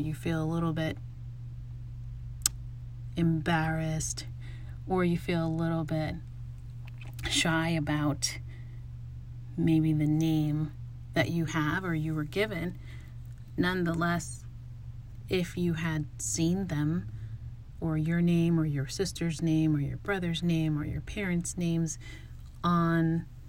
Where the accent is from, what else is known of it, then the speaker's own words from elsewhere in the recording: United States; growing up in the United States